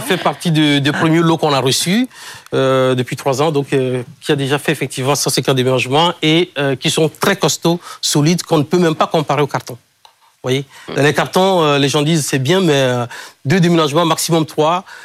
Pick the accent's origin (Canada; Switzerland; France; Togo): Togo; Kpalimé, Plateaux; je suis d'origine euh, togolaise. Et c'est le nom de ma ville natale, Cloto. En fait, la région s'appelle Cloto. Je suis né à Palimé